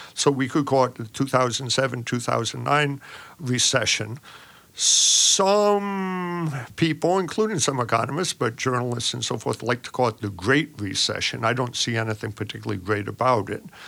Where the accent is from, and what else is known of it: United States